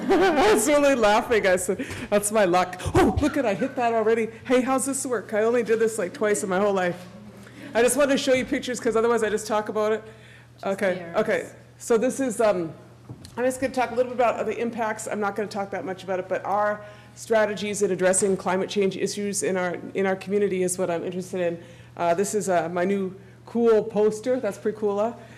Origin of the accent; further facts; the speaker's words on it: White Earth Reservation, northern Minnesota, United States; I'm from the White Earth Reservation in northern Minnesota.